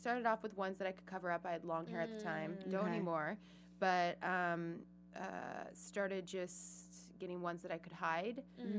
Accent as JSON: {"language": "English", "town": "Seattle", "region": "Washington", "country": "United States", "moved": "yes", "said": "I'm originally from Seattle."}